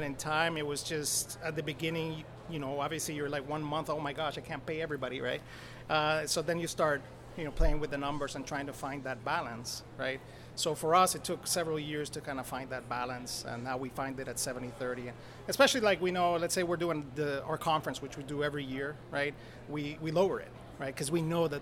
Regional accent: El Salvador; I was born in El Salvador.

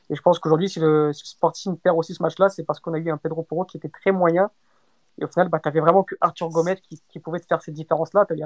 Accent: Paris, Île-de-France, France; mais en tant que Parisien, ah, j'ai pris mon pied, franchement.

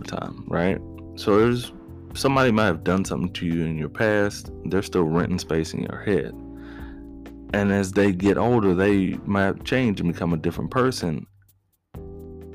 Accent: United States; people here born and raised in the United States, which, believe it or not, we are privileged to be born in the United States

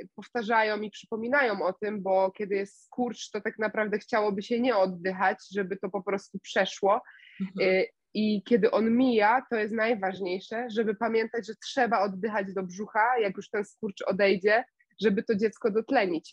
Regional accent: Września, Greater Poland, Poland; ja jestem z Wrześni, niedaleko Poznania

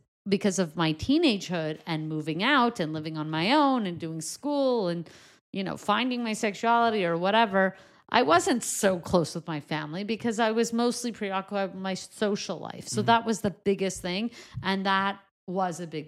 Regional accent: Canada; moved away as an adult; also born or lived in Crown Heights, New York / Montreal / Toronto; now in Los Angeles, United States; this Canadian constituent of me where I grew up in Canada

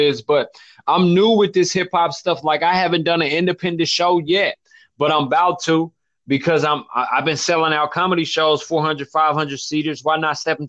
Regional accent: Kansas City, Kansas, United States; from Wyandotte County, born and raised in Wyandotte County.

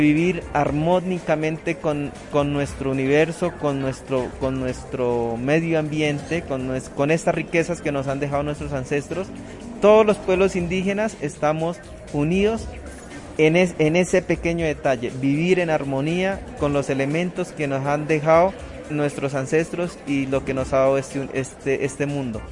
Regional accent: Puerto Caicedo, Putumayo, Colombia; now in Bogotá, Colombia; nosotros venimos del departamento del Putumayo. Eh, aquí en Bogotá trabajamos

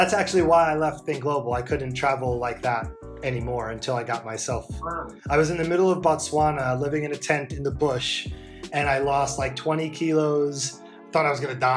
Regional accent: New York, United States; moved away as an adult; also born or lived in rural Mexico; now in Mexico; I'm from New York

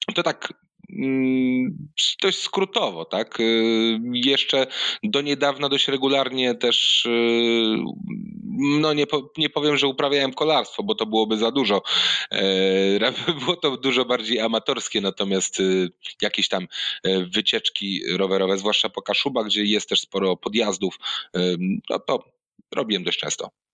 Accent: Gdynia, Pomeranian Voivodeship, Poland; also born or lived in Mosty; Ja oryginalnie nie pochodzę z Gdańska, pochodzę z y, Gdyni

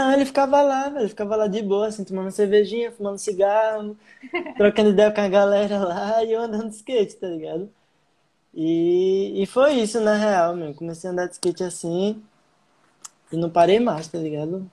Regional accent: Maceió, Alagoas, Brazil; eu sou de Maceió, né, Maceió Lagoas, comecei a andar de skate com uns, eu não lembro nem a idade, eu era muito, eu era criança

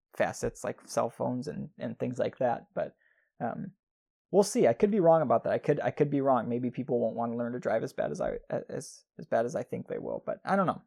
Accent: Midwest, United States; we grew up in the Midwest

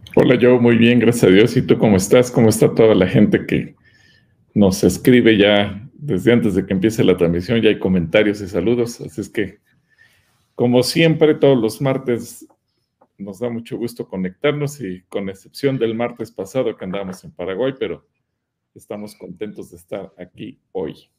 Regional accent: Mexico; en México

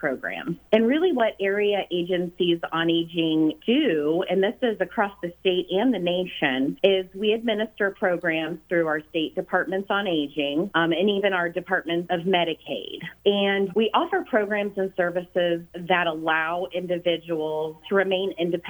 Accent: Lima, Ohio, United States; I was born and raised in Lima, Ohio

